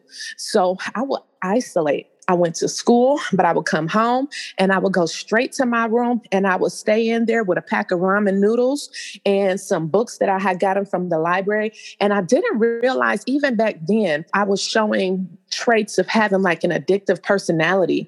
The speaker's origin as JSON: {"language": "English", "town": "Cleveland", "region": "Ohio", "country": "United States", "tie": "born or raised there", "also_born_or_lived": "San Diego, California", "said": "I'm from Cleveland, Ohio. I was actually born in San Diego, California, but I came here as a child after my parents had gotten a divorce."}